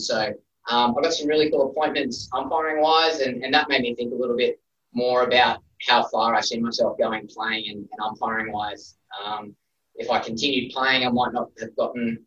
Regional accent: Brisbane, Queensland, Australia; I grew up in Brisbane.

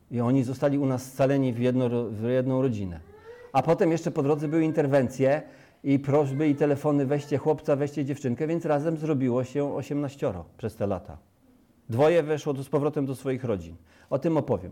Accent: Sierakowice, Pomeranian Voivodeship, Poland; also born or lived in Rudka; now in Chojnice, Poland; urodziłem się na Kaszubach, wychowałem się na Kaszubach w gminie Sierekowice, powiat Kartuzy

